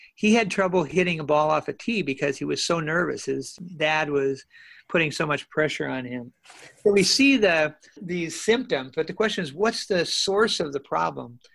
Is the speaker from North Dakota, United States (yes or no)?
yes; North Dakota, United States; moved away; also born or lived in Minnesota; I grew up in North Dakota in, in what I call the golden age of sandlot ball